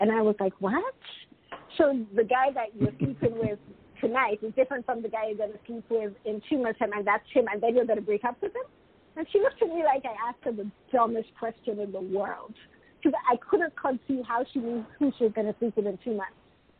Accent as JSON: {"language": "English", "country": "United Kingdom", "said": "Even though I'm British, sometimes my perspective, because I've lived in 6 different countries, so sometimes my perspective isn't typical British."}